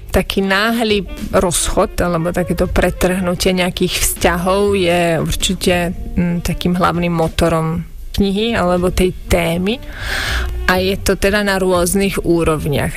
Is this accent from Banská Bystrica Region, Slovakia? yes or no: no; Bratislava, Bratislava Region, Slovakia; moved away as an adult; also born or lived in Pezinok / Verona, Italy; now in Italy; ja som vyrastala prvé roky v Pezinku, a potom sme sa presťahovali do Bratislavy v Karlovej vsi